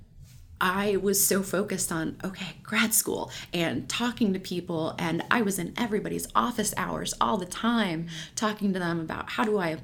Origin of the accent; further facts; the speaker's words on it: Louisiana, United States; moved away as an adult; also born or lived in Colorado / Mississippi; I grew up in Louisiana